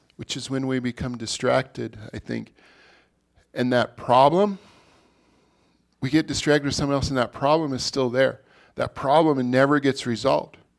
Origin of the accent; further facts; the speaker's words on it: Montana, United States; us native people in Montana